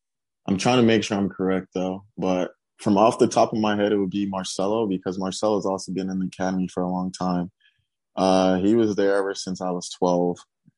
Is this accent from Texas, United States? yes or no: yes; Houston, Texas, United States; also born or lived in Nigeria / Missouri City, Texas / Richmond, Texas / St. Louis, Missouri; growing up in Houston and then going all the way to St. Louis